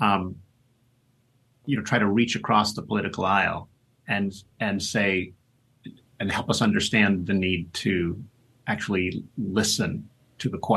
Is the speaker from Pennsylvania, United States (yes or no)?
yes; Pittsburgh, Pennsylvania, United States; Pittsburgh Steelers are my hometown team.